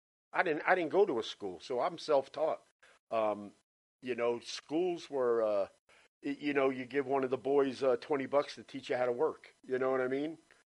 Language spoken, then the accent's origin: English; New Jersey, United States; moved away as an adult; also born or lived in Orlando, Florida; now in Florida, United States; I was born and raised in Jersey.